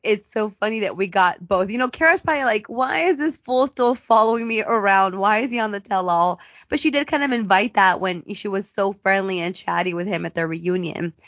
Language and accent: English; United States; I'm an American woman